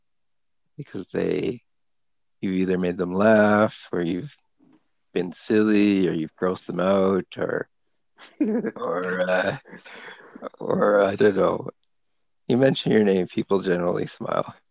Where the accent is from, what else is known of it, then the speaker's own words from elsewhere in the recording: Canada; moved away as an adult; We were raised as Pakistani Catholic kids in Canada, new immigrants to Canada.